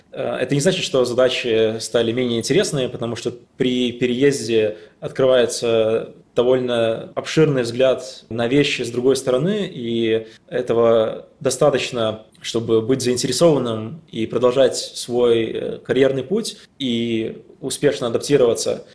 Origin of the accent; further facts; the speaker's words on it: Latvia; moved away as an adult; also born or lived in Riga, Latvia; now in Amsterdam, Netherlands; я из Латвии, не из России